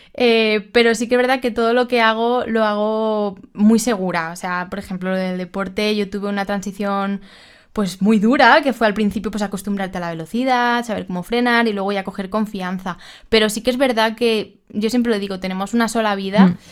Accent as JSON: {"language": "Spanish", "town": "Alicante", "region": "Valencian Community", "country": "Spain", "said": "soy de Alicante"}